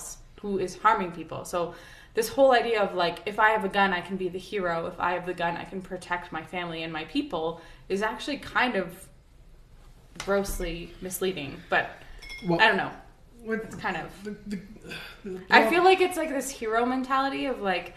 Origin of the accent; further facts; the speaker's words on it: Canada; I'm a Canadian who grew up with no guns